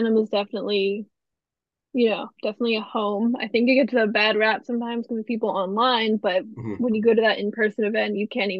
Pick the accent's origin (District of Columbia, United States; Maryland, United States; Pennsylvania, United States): Pennsylvania, United States; I'm from Pennsylvania